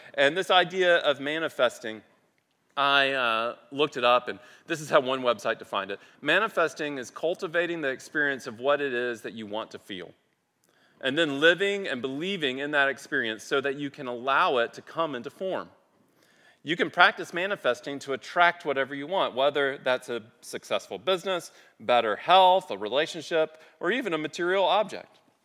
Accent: United States; I grew up on the Mississippi River

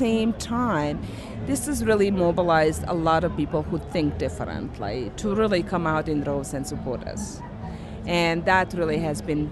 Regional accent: Bosnia & Herzegovina; now in United States; I came here as a refugee from Bosnia. So I, just this past March, I realized that I have lived longer in USA than in my home country.

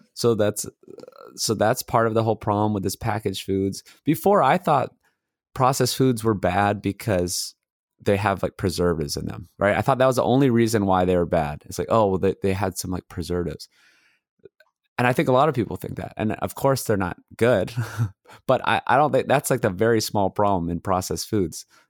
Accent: Hawaii, United States; moved away as an adult; also born or lived in Los Angeles, California; I grew up in Hawaii and then I went to mechanical engineering school UCLA

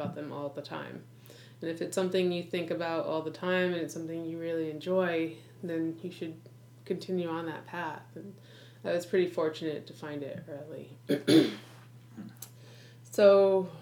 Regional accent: Rhode Island, United States; I'm from Rhode Island

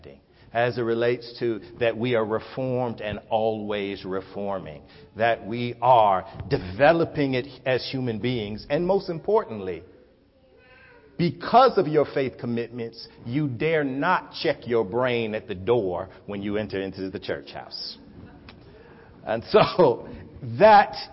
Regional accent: Atlanta, Georgia, United States; also born or lived in North Carolina; I am a product of Atlanta, Georgia. I grew up between Atlanta and North Carolina. Both of my parents are from North Carolina, and I was raised in Atlanta, running up and down the road

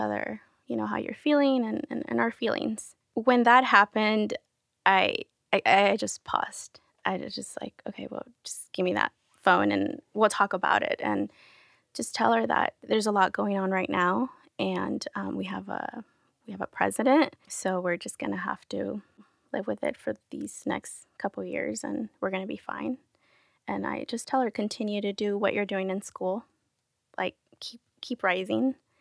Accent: San Diego, California, United States; first language Spanish; English is a second language; also born or lived in Querétaro, Mexico / Sherman Oaks, Los Angeles; now in Los Angeles, United States; I was raised in San Diego, so that was most of my childhood, I was in San Diego

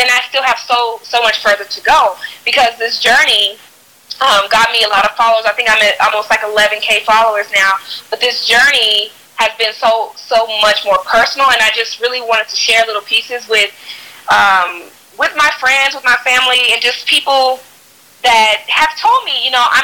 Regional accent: Fort Worth, Texas, United States; moved away; also born or lived in New York; I am originally from Texas, Fort Worth, Texas, to be specifically. And um, I lived in New York for almost 10 years

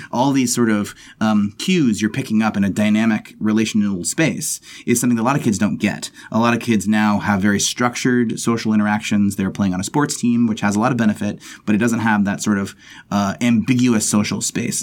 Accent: Texas, United States; I'm from Texas

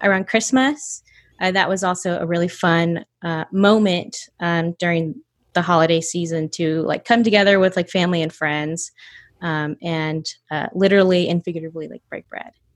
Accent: North Georgia, United States; also born or lived in Atlanta, Georgia; I grew up in North Georgia

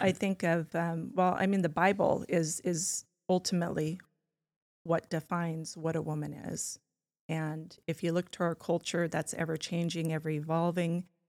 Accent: California, United States; now in Spokane, United States; I was born in California

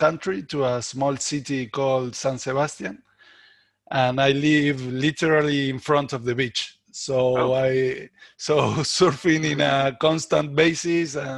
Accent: Buenos Aires, Argentina; I'm Argentinian, and I was raised in Buenos Aires

